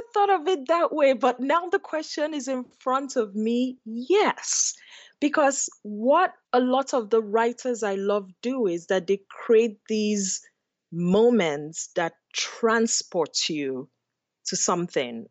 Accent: Enugu, Enugu State, Nigeria; moved away as an adult; now in Los Angeles, United States; growing up in Enugu, I think of my summers in the village with my grandmother.

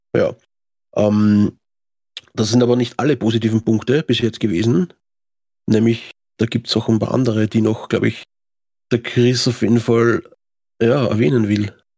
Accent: Austria; Das gibt es bei uns in Österreich

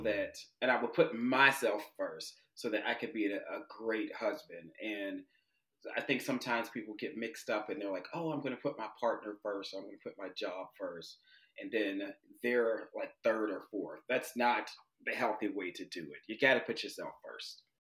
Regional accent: Pittsburgh, Pennsylvania, United States; moved away as an adult; I'm originally from Pittsburgh, Pennsylvania, the, the, steel city of the Steelers

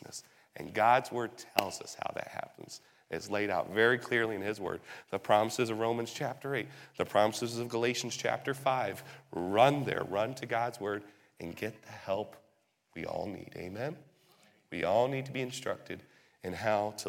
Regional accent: England, United Kingdom; moved away; Growing up in England

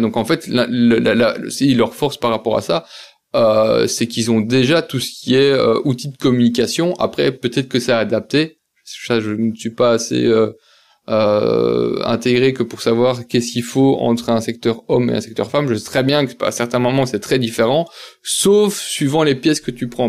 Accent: Belgium; je suis belge

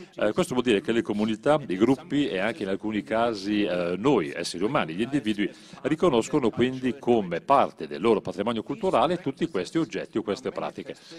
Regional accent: Germany; Germania, beh, il mio paese

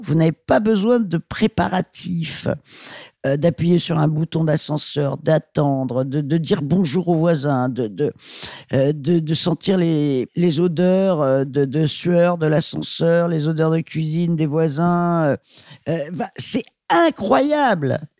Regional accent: Paris, Île-de-France, France; je suis parisienne, je suis née à Paris

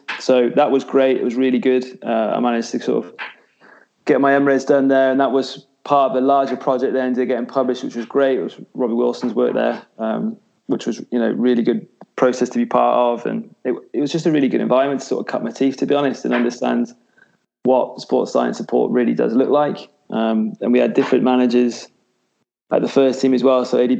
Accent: Hereford, West Midlands, United Kingdom; now in Glasgow, United Kingdom; So I'm from Hereford originally, which is a small sort of town in sort of West Midlands.

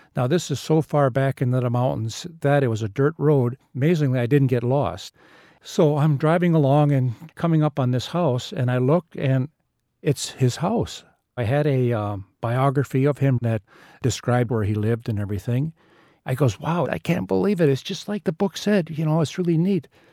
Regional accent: Wisconsin, United States; I'm from Wisconsin

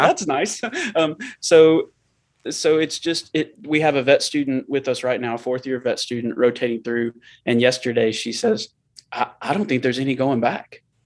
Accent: Murfreesboro, Tennessee, United States; I grew up in Murfreesboro, where we live now

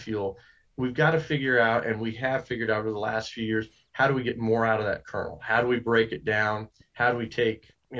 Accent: Yuma County, Colorado, United States; I grew up in Yuma County, Colorado

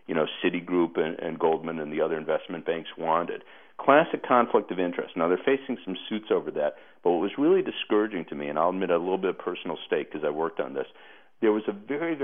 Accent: Chicago, Illinois, United States; I grew up in Chicago with, as we say, the real Mayor Daley

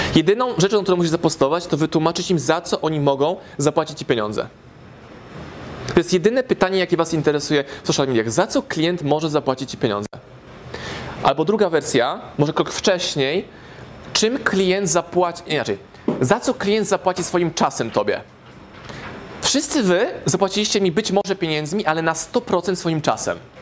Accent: Warsaw, Masovian Voivodeship, Poland; moved away as an adult; now in Lublin, Poland; Jestem z Warszawy

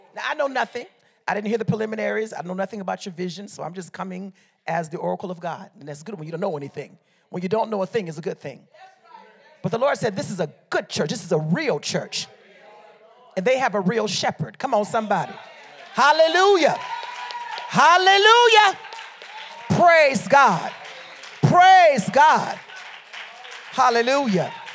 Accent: Liberia; moved away; also born or lived in Detroit, Michigan, United States; I'm from Liberia, West Africa

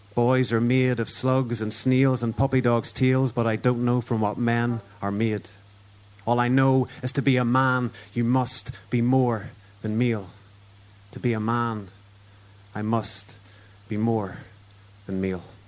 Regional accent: Ulster, Northern Ireland, United Kingdom; I'm Irish and an Ulsterman

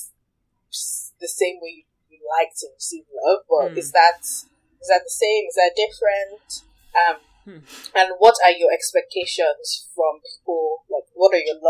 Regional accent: Nigeria; moved away as an adult; I grew up in Nigeria, but I went away to college

